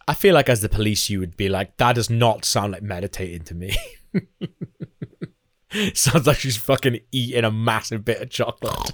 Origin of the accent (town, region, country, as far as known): Wales, United Kingdom